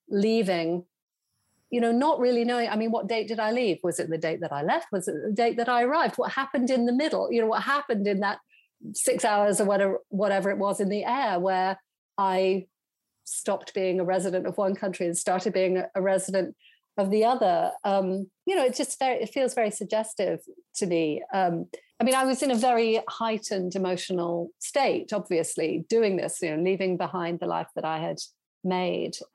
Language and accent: English; United States; now in London, United Kingdom; So um, I I just I, am like a you know I'm an American in disguise as a British person, sort